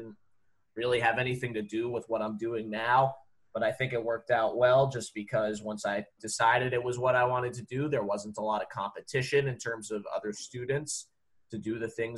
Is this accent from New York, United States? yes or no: no; Pittsburgh, Pennsylvania, United States; moved away as an adult; now in Nashville, United States; I'm from Pittsburgh originally. Came down to Nashville in 2013 to go to college